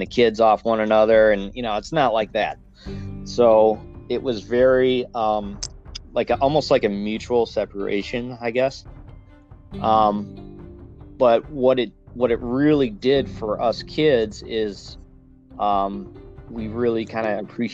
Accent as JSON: {"language": "English", "town": "Sterling Heights", "region": "Michigan", "country": "United States", "tie": "born or raised there", "said": "I was born and raised right here in Michigan"}